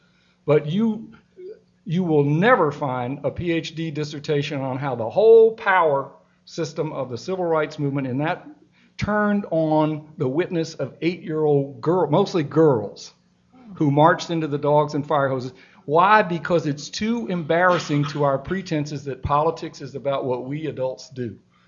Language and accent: English; Atlanta, Georgia, United States; I grew up fearfully oblivious to race in Atlanta. I was born in Atlanta, and I was fearfully oblivious because I was in a non-political family.